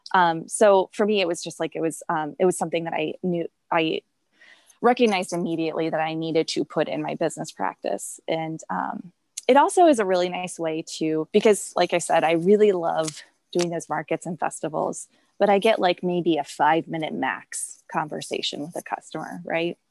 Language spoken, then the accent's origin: English; St. Louis, Missouri, United States; moved away as an adult; also born or lived in Chicago; I grew up in St. Louis and I love it here.